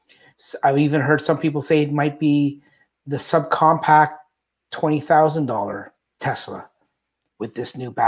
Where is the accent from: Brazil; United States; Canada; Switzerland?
Canada; I'm Canadian